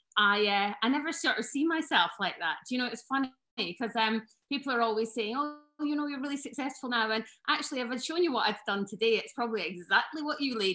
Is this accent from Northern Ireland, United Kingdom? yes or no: no; West Lothian, Scotland, United Kingdom; moved away as an adult; also born or lived in Aberdeen; now in Scottish Borders, United Kingdom; I was born in West Lothian and went to school there